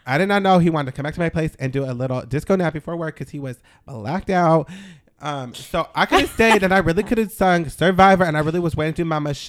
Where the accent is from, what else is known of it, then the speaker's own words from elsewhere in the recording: Vermont, United States; I'm from Vermont.